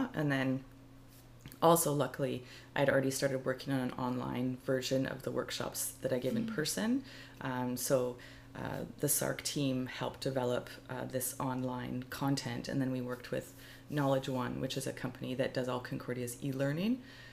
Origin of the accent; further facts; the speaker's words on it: Calgary, Alberta, Canada; moved away as an adult; also born or lived in Montreal; growing up, from the age of 15 to probably 19 when I moved away from Calgary